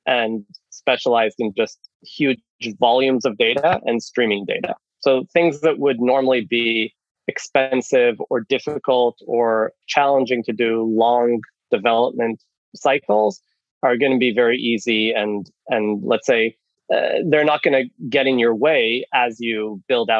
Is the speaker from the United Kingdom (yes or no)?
no; Israel; moved away as an adult; also born or lived in Canada; now in Finland; I'm Canadian originally. I was born in Canada, moved to Israel when I was 10, grew up in Israel, did the army